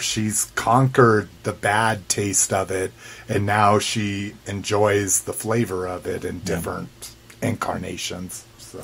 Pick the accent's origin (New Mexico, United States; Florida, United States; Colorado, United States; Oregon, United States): New Mexico, United States; growing up in New Mexico, one you can get green chili anywhere and everywhere